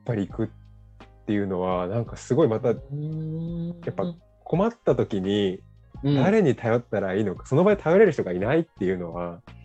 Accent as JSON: {"language": "Japanese", "country": "Japan", "said": "僕たち日本人"}